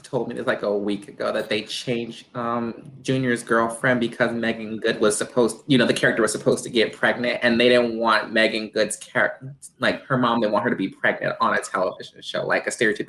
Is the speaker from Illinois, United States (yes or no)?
yes; Chicago, Illinois, United States; I'm from Chicago